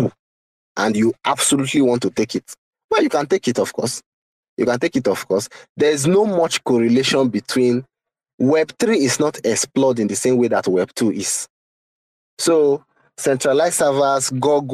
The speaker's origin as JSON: {"language": "English", "country": "Nigeria", "said": "I'm a Nigerian"}